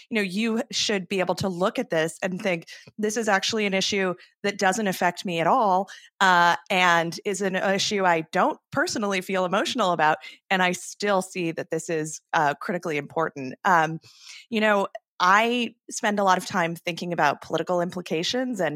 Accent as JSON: {"language": "English", "region": "Arizona", "country": "United States", "tie": "born or raised there", "said": "my home state of Arizona"}